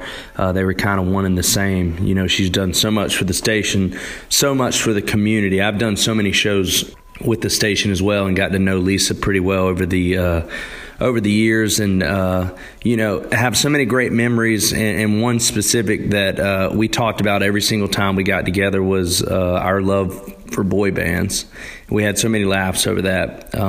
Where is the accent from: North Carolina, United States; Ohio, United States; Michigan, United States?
North Carolina, United States; growing up in North Carolina